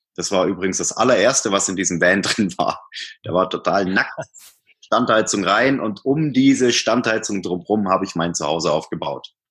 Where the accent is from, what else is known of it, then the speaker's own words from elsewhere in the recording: Swabian Jura, Baden-Württemberg, Germany; moved away as an adult; also born or lived in Hamburg; now in Munich, Germany; bin auf der Schwäbischen Alb geboren, südlich von Stuttgart, war dort eigentlich äh, so die meiste Zeit meines Lebens